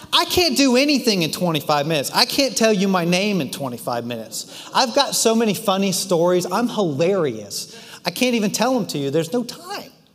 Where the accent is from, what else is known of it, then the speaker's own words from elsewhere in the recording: Washington, District of Columbia, United States; we grew up in the Washington, D.C. area in the suburbs of D.C.